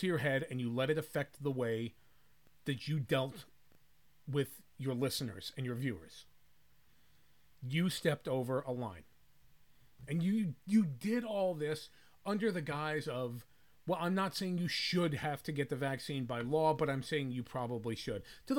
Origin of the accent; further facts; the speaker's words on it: United States; But this is one where we cannot, as American people, we cannot just sit back and say, oh, well, you know, that's just what happened.